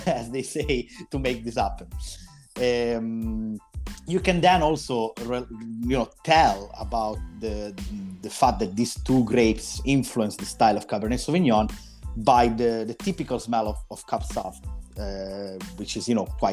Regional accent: Italy; now in Scotland, United Kingdom; I'm from Italy, I've developed my passion for wine here in Scotland

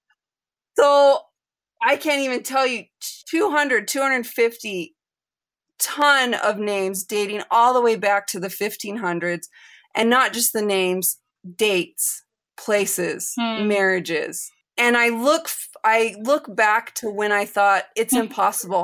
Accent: United States; moved away as an adult; also born or lived in Chile; I was raised in the United States

